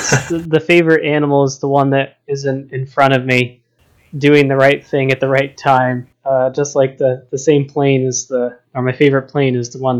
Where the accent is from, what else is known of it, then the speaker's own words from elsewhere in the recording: outside Boston, Massachusetts, United States; moved away as an adult; now in Seattle, United States; I grew up on the East Coast outside Boston, Massachusetts